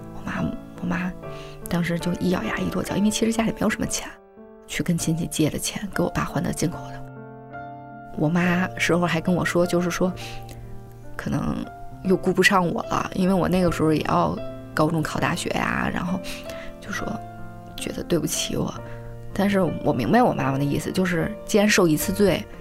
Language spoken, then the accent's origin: Chinese; Beijing, China; 我是北京人